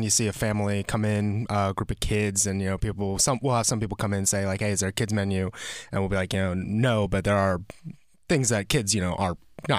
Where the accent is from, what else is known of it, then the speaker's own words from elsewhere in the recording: Georgia, United States; moved away; I'm from the South.